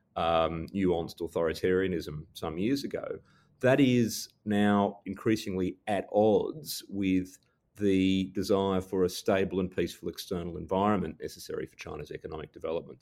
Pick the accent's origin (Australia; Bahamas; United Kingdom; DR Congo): Australia; as an Australian